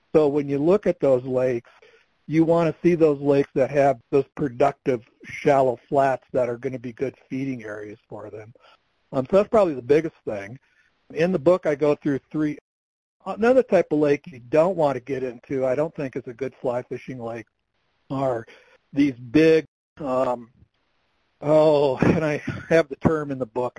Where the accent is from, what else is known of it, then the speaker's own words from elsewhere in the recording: Michigan, United States; now in Colorado, United States; I grew up in Michigan